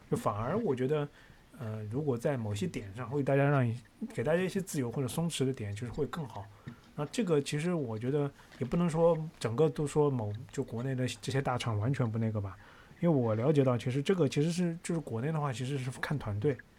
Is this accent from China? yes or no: yes; China; 不是特别让我们中国人感觉非常地适应